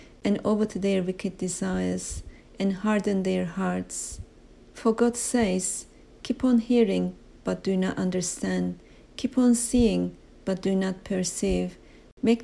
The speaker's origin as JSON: {"language": "English", "country": "Turkey", "moved": "yes", "lives_now": "United Kingdom", "said": "an alien, foreigner, for I'm from Turkey originally"}